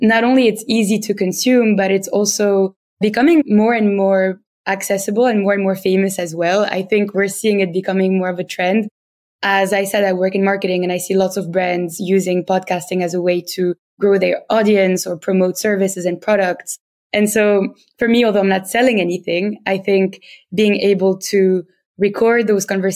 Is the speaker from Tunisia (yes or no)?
yes; Tunisia; accent: French; English is a second language; moved away as an adult; now in London, United Kingdom; I'm originally from Tunisia. So if you have any French-speaking listeners, they will probably spot my French accent when I'm speaking in English